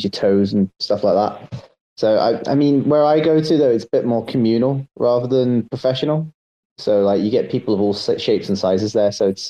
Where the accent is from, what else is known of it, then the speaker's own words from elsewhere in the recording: London, United Kingdom; moved away as an adult; I'm actually from London, right? But like, I lived there for the first 21 years of my life.